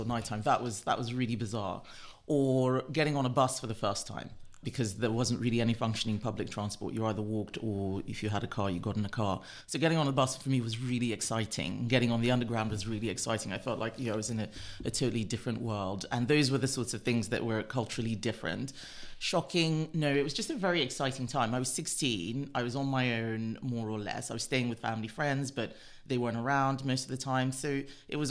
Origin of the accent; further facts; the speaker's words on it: Nigeria; also born or lived in London / United States; now in United Kingdom; I left London when I was 2 weeks old. My mother gave birth to me here because of an obstetric referral. I didn't have any ties to this country. And I grew up in Nigeria